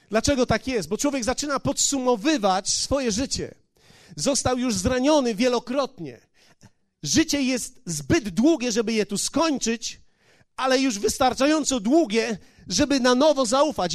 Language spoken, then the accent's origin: Polish; Poland; moved away as an adult; ja z Polski przyjechałem